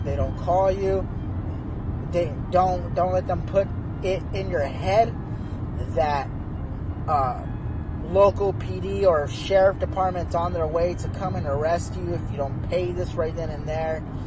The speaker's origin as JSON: {"language": "English", "town": "Phoenix", "region": "Arizona", "country": "United States", "moved": "yes", "lives_now": "Oregon, United States", "said": "I'm from Phoenix, Arizona"}